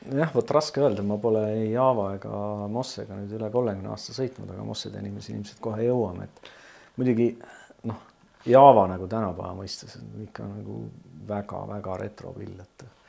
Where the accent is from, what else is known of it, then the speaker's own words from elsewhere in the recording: Tallinn, Harju County, Estonia; teine minu kodukant on siis Pelgulinn, et äh, elasin mm enamuse oma ajast ma elasin äh, Pelgulinnas